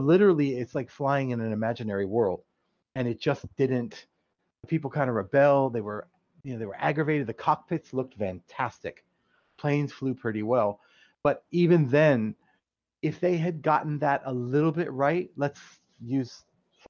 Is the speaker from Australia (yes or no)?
no; near Cleveland, Ohio, United States; now in South Florida, United States; It's near Cleveland. It's about 30 miles south of Cleveland